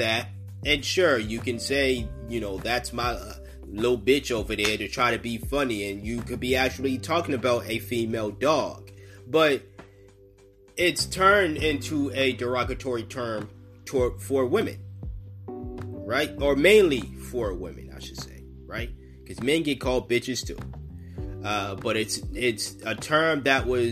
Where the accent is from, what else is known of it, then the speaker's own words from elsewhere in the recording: Massachusetts, United States; I'm from Massachusetts. They kind of teach you this shit.